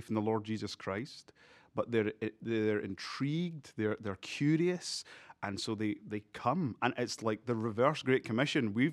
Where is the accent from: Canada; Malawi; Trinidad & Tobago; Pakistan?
Malawi; born there; And I was born in Africa, I was born in Malawi.